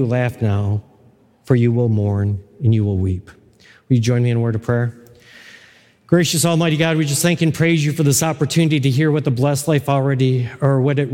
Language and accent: English; Buffalo, New York, United States; moved away; I'm originally from Buffalo.